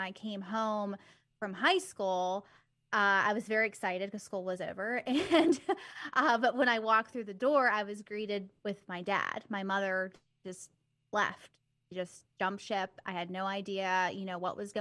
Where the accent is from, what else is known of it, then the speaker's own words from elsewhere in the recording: Bridgeville, Pennsylvania, United States; born and raised here in Pennsylvania, near Pittsburgh, and I have not left.